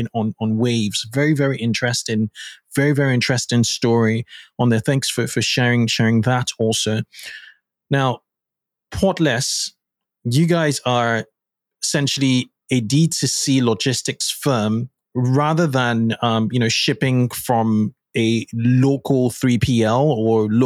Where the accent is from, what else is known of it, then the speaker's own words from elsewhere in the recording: Lagos, Nigeria; I grew up in Nigeria in Lagos